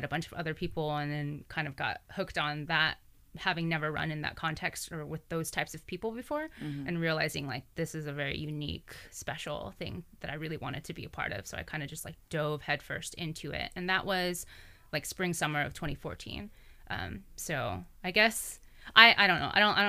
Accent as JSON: {"language": "English", "town": "Sacramento", "region": "California", "country": "United States", "tie": "born or raised there", "also_born_or_lived": "Seattle / San Francisco / Davis", "moved": "as an adult", "lives_now": "Brooklyn, United States", "said": "it's in my hometown in Sacramento."}